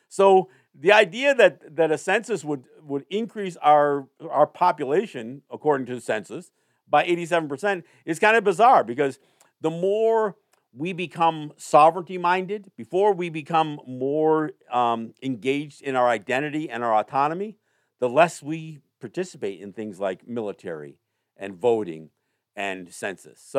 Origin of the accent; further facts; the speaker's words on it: Kahnawake, Quebec, Canada; Again, as I sit here today, I am Mohawk from Kahnawake. My family's from Kahnawake, but I am not.